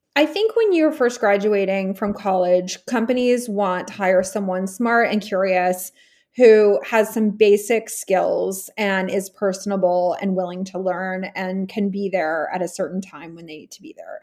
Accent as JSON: {"language": "English", "region": "Texas", "country": "United States", "tie": "born or raised there", "also_born_or_lived": "California / New York City", "moved": "as an adult", "said": "I grew up in Texas, born in California"}